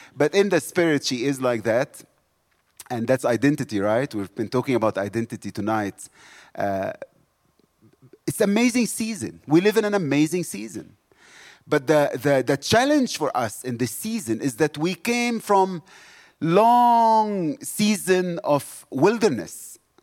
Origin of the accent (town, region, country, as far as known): South Africa